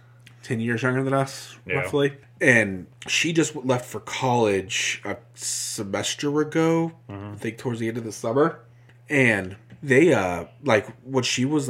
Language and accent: English; Midwest, United States; we're from the Midwest, so ope is a thing